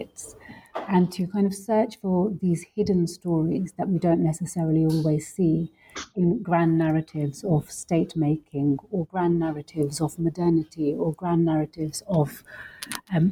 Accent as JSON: {"language": "English", "region": "London", "country": "United Kingdom", "tie": "born or raised there", "also_born_or_lived": "Lahore, Pakistan", "said": "I grew up in London, and I also grew up a little bit also in Pakistan, specifically in Lahore, and was always moving between these two cities"}